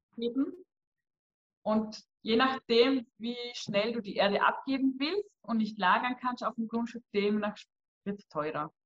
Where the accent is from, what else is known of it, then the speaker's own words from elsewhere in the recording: Vorarlberg, Austria; bei uns im Ländle in Lustenau vor Ort